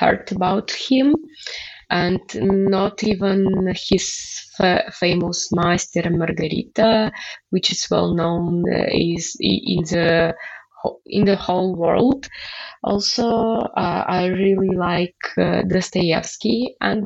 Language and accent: English; Belarus; moved away as an adult; now in Lithuania; I will come back to Belarus because I really love my home country